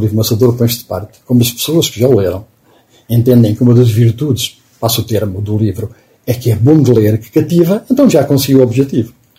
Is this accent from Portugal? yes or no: yes; Oliveira do Hospital, Centro, Portugal; moved away; a casa onde eu nasci, que agora, que agora é um pequeno palacete, na altura era um monte de ruínas, onde eu fui criado